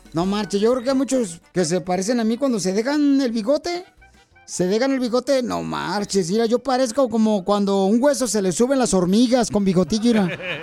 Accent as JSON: {"language": "Spanish", "country": "Mexico", "moved": "yes", "lives_now": "United States", "said": "nosotros los mexicanos"}